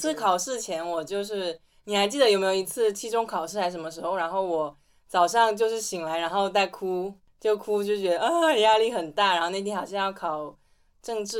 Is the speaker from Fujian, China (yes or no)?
yes; Fujian, China; accent: Minnan; 因为我们都是闽南人嘛，所以声音可能会有一些闽南的口音，请大家多多理解和包容。